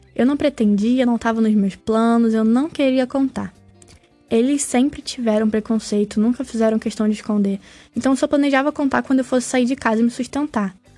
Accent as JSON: {"language": "Portuguese", "area": "Baixada Fluminense", "region": "Rio de Janeiro", "country": "Brazil", "tie": "born or raised there", "lives_now": "Niterói, Brazil", "said": "Eu sou carioca, nascido e criado na Baixada Fluminense do Rio, apesar de hoje em dia morar em Niterói"}